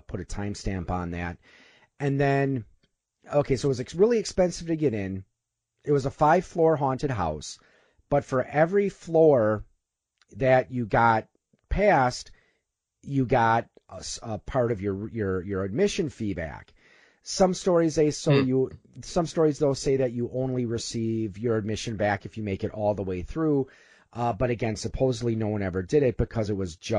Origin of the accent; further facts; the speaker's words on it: Milwaukee area, Waukesha County, Wisconsin, United States; I grew up in the Milwaukee area, actually Waukesha County.